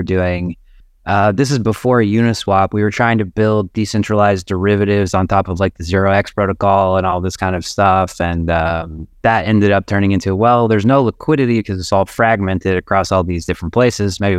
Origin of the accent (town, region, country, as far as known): Arkansas, United States; now in Chicago, United States